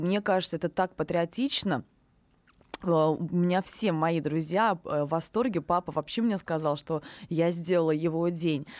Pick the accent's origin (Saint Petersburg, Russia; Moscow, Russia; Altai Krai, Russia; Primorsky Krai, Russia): Saint Petersburg, Russia; первое мое выступление на большой площадке в Санкт-Петербурге, в родном городе